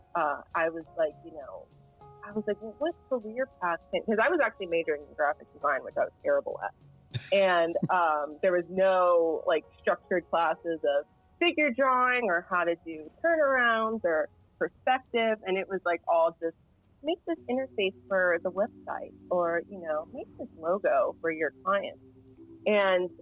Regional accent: Harrisburg, Pennsylvania, United States; moved away as an adult; also born or lived in Millersville, Pennsylvania; now in Los Angeles, United States; I was raised in Harrisburg

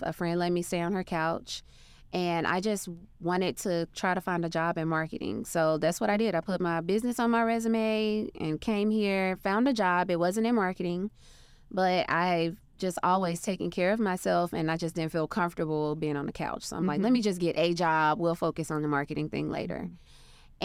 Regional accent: Arkansas, United States; moved away; So I'm from a very small town. I'm from Arkansas. Grew up on a dirt road

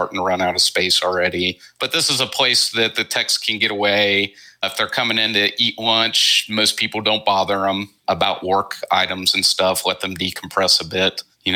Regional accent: Cincinnati, Ohio, United States; I'm originally from Cincinnati, which is about a 30-minute drive

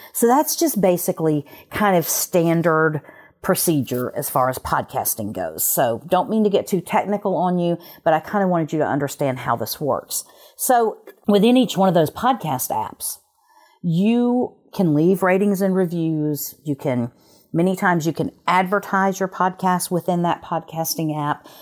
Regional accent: Alabama, United States; moved away; I'm from Alabama originally

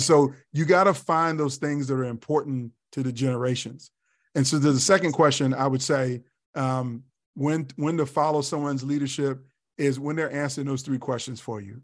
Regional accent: Tidewater, Virginia, United States; now in Columbia, South Carolina, United States; a hip hop kid growing up in Virginia

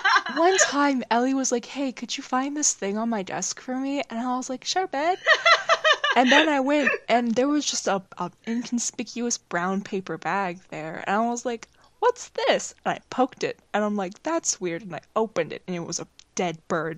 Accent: Baltimore, Maryland, United States; I'm from Baltimore.

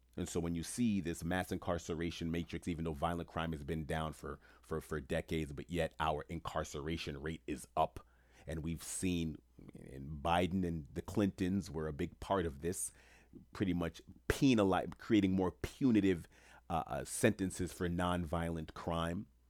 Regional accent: New York City, New York, United States; moved away as an adult; now in Florida, United States; I grew up in Jamaica, Queens, New York

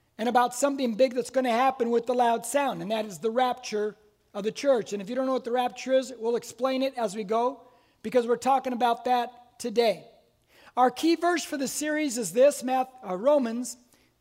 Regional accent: Corona, California, United States; I'm a lifelong Corona resident. I'm born, raised Corona.

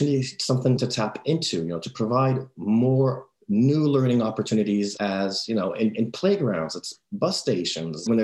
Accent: France; I'm from France

